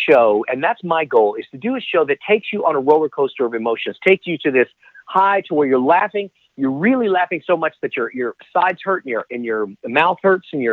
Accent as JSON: {"language": "English", "town": "Dallas", "region": "Texas", "country": "United States", "tie": "born or raised there", "said": "born and raised in Dallas, Texas"}